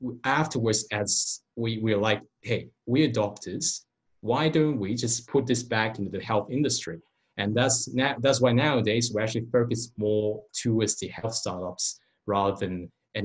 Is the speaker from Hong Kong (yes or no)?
yes; Hong Kong; now in Australia; I'm originated from Hong Kong, not from this country.